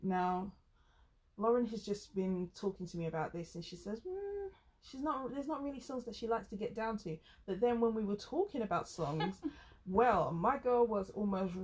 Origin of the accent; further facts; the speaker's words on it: England, United Kingdom; accent: very English; Me with my very English accent